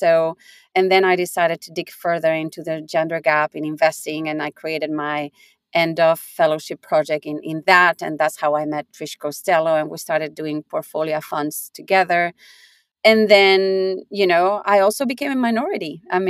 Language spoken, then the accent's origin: English; Basque Country, Spain; moved away as an adult; also born or lived in Singapore; You know, I'm from Spain, but I'm Basque. So this part of Spain that is not Spain, not France, in between